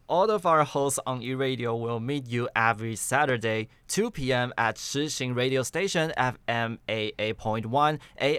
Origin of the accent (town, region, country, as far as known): Taiwan